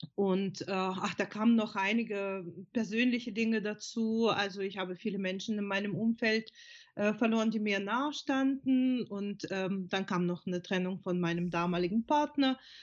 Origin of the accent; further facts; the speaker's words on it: Odesa, Odesa Oblast, Ukraine; German is a second language; moved away as an adult; now in Germany; also ich komme ursprünglich aus der Ukraine, bin vor ähm, fast 30 Jahren nach Deutschland gekommen